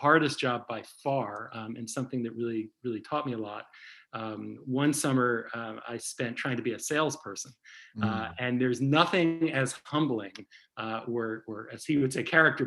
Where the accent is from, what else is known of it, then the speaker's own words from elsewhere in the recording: New Haven, Connecticut, United States; moved away as an adult; also born or lived in New York; now in Boston, United States; I grew up in New Haven, Connecticut, and have spent almost my entire life in the Northeast